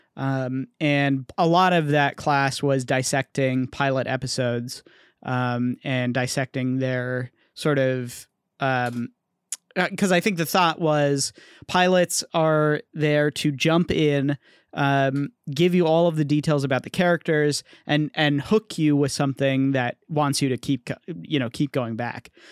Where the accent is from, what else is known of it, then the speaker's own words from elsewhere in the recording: Bay Area, California, United States; growing up in the Bay Area